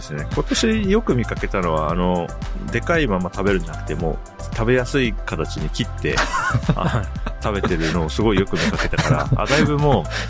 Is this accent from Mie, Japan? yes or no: no; Hokkaido, Japan; also born or lived in Tokyo; now in Matsumoto, Japan; 北海道から上京して東京行った時に